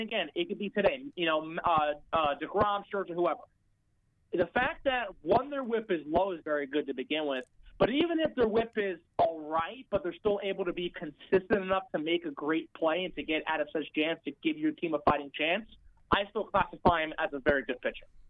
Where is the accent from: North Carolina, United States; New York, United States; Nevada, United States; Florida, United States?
New York, United States; I'm from New York